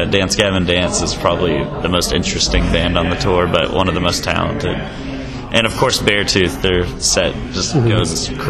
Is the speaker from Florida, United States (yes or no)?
no; Dallas, Texas, United States; We're from Dallas.